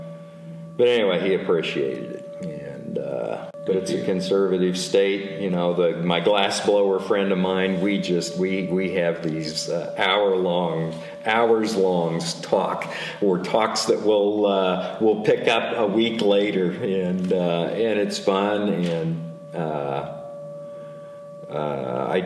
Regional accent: Furley, Kansas, United States; 57 years old. I'm from Furley, Kansas

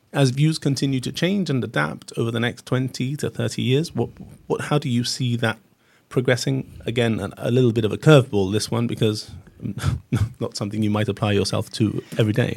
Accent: Gibraltar

